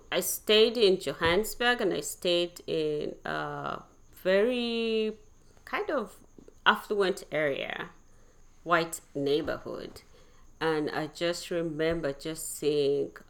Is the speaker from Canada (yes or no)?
no; Uganda; also born or lived in Kenya; I grew up in Uganda, Kenya, there